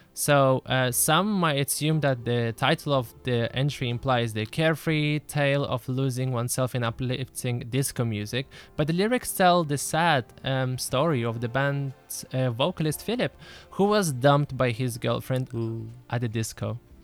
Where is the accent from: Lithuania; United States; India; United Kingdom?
Lithuania; now in Israel; I grew up in Lithuania.